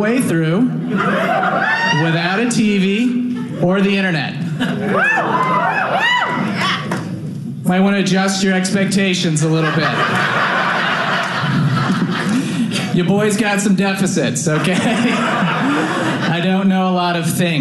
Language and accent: English; San Antonio, Texas, United States; I grew up in Texas, right outside of San Antonio. That's where I was born and raised